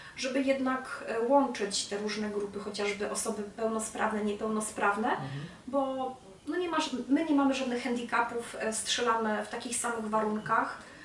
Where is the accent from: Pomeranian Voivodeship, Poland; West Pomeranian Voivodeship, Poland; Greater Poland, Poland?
Greater Poland, Poland; Czarnków; moved away as an adult; now in Gorzów Wielkopolski, Poland; wrócić do Czarnkowa, mojego rodzinnego miasta